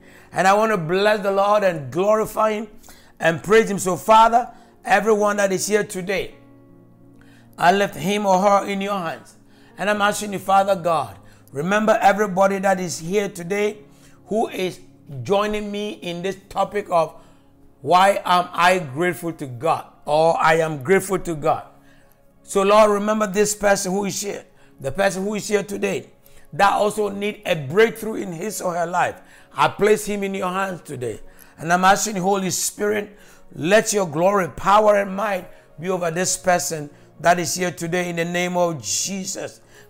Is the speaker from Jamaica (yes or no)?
yes; Jamaica; And I come from the Gordon family in Jamaica.